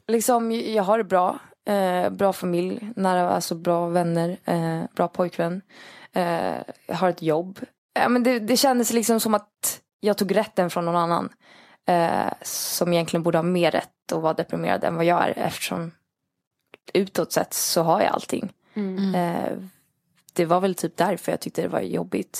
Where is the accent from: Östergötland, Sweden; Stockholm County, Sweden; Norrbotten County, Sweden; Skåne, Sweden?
Stockholm County, Sweden; Stockholm; moved away; nu när jag är hemma i Stockholm